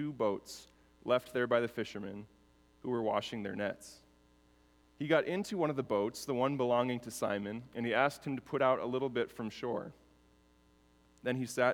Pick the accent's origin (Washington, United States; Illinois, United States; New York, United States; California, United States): Illinois, United States; Chicago; moved away as an adult; now in Minneapolis, United States; I grew up actually in Chicago and then moved to Minnesota later in life.